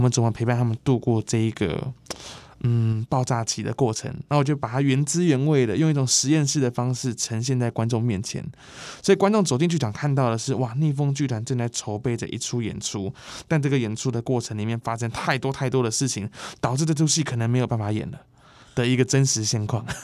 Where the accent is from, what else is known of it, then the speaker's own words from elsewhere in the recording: Taipei, Taiwan; 我们在这个地方出生、长大、叛逆